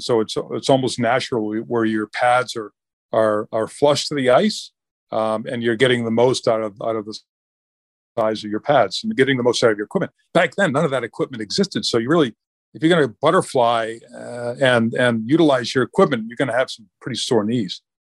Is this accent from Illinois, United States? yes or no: no; Augusta, Maine, United States; I was probably twelve or thirteen when a rink was built in, uh, my hometown and, uh, in Augusta, Maine, or right outside of Augusta